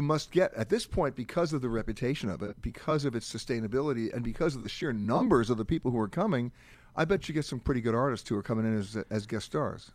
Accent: New York, United States; I'm an East Coast guy, right? So when I grew up in New York

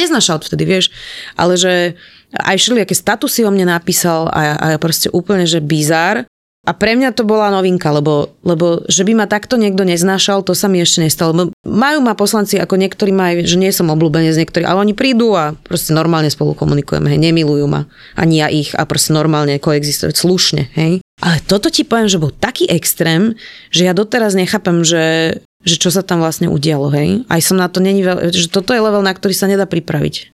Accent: Slovakia; takí sme my Slováci

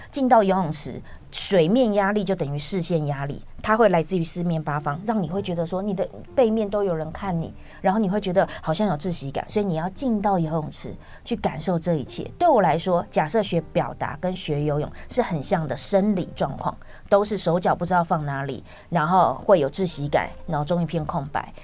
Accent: Taiwan; 但我们台湾的小孩不是

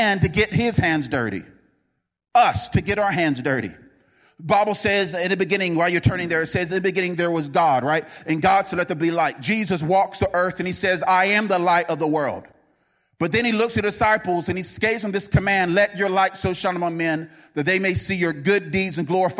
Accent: North Carolina, United States; I'm from North Carolina, and we say you're holding up a front.

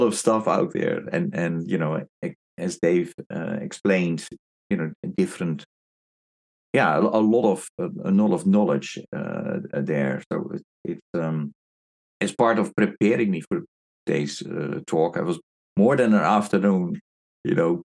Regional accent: Seattle, Washington, United States; also born or lived in Spokane; I grew up in Seattle, Washington

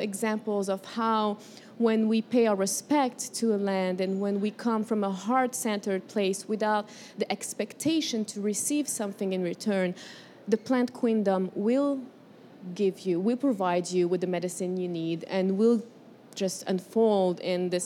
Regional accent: Morocco; moved away as an adult; also born or lived in Colombia / California; now in United States; I was born in Colombia, raised in Morocco

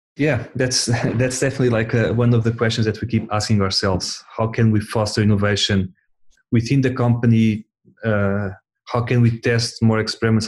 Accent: Portugal; we're all from Portugal

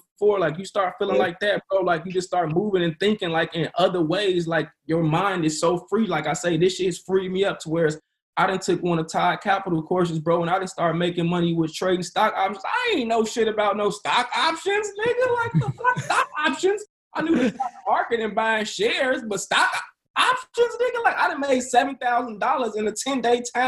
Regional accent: Maywood, Illinois, United States; also born or lived in South Side of Chicago / Broadview; I'm from the south side of Chicago, the projects, you know what I'm saying? Like, I grew up poor shit, you know what I'm saying? I was raised in Maywood

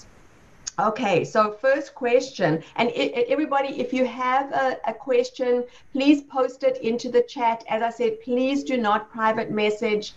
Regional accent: South Africa; moved away as an adult; now in United States; That was how long ago I left South Africa, my home country, to come to the U.S.

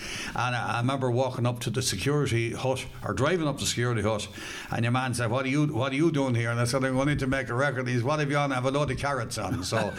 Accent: Athlone, Westmeath, Ireland; also born or lived in Portarlington; I was born in 47, but we came back to the home farm in 1950. So I spent all my life since 1950 here in the home place, which is just out the road, about 3.5 miles on the Ballinasloe Road, the western side of Athlone, a place called Keighley. That's where I come from.

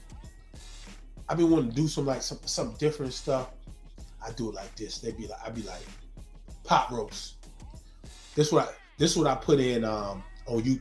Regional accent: Zebulon, North Carolina, United States; I'm from Zebulon, Z-Town, North Carolina

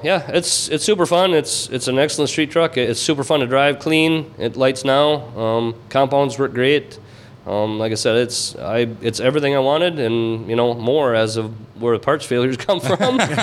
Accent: Minnesota, United States; we're from Minnesota

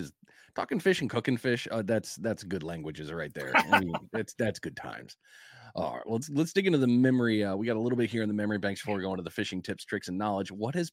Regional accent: New England, United States; moved away; I'm originally from New England, so I'm used to the big blues, like the big boys.

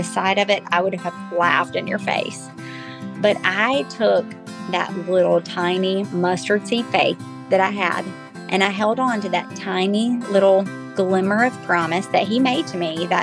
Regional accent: Glencoe, Alabama, United States; now in Auburn, United States; I was born and raised in Glencoe, Alabama, to precious parents who raised me to love the Lord.

